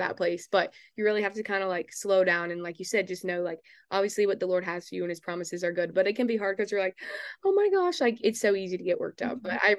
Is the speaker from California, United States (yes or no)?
no; Texas, United States; since I'm from Texas